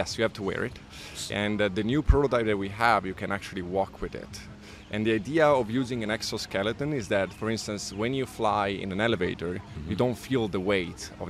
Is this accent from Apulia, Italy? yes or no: yes; Bari, Apulia, Italy; moved away as an adult; also born or lived in Geneva, Switzerland / Zurich, Switzerland; now in Brooklyn, United States; I was born and raised in Italy